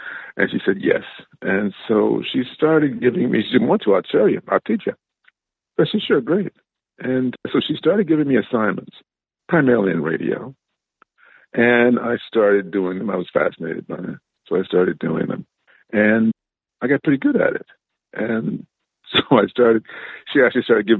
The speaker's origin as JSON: {"language": "English", "town": "Cleveland", "region": "Ohio", "country": "United States", "tie": "born or raised there", "said": "I grew up in Cleveland, Ohio"}